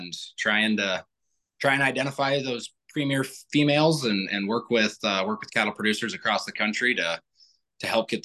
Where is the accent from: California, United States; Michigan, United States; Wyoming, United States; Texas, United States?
Wyoming, United States; I'm from Wyoming